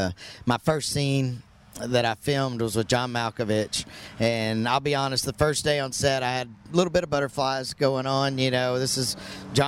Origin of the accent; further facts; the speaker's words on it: Hot Springs, Arkansas, United States; moved away as an adult; also born or lived in Texas; working at Oaklawn Park, which is my hometown, Hot Springs, Arkansas.